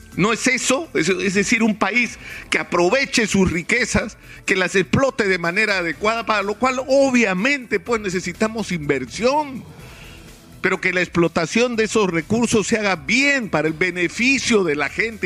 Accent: Peru; Todos somos peruanos.

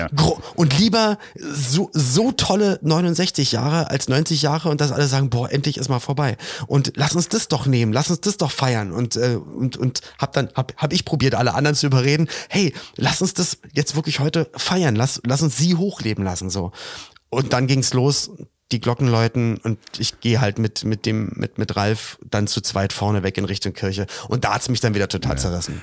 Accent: Germany; bei uns in Deutschland

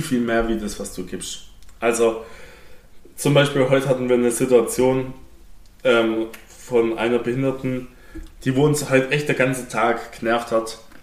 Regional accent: Swabia, Germany; ich darf jetzt als Schwabe nicht Ja sagen

